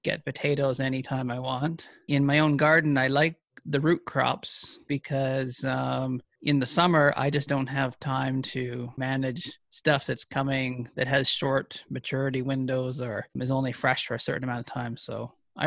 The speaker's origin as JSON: {"language": "English", "region": "Ontario", "country": "Canada", "tie": "born or raised there", "also_born_or_lived": "Manitoba", "moved": "as an adult", "lives_now": "Alberta, Canada", "said": "I grew up in Ontario on a corn and soybean farm"}